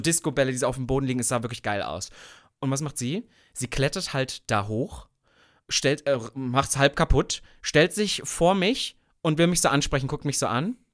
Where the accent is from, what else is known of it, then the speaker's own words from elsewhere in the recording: Sangerhausen, Saxony-Anhalt, Germany; Nordhausen ist in der Nähe von Sangerhausen, wo ich geboren bin